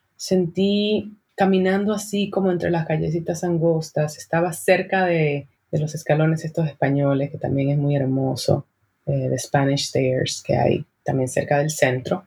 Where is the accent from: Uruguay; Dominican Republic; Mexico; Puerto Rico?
Dominican Republic; en mi país, República Dominicana